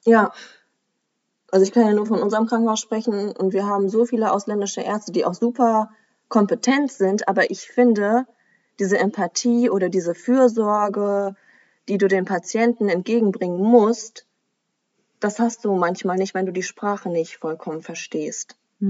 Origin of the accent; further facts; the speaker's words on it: Germany; bei uns in Deutschland